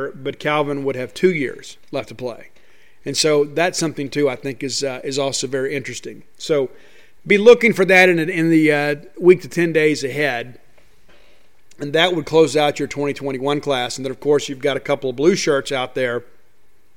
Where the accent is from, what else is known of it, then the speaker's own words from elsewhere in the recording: Columbia, Mississippi, United States; my hometown of Columbia, Mississippi.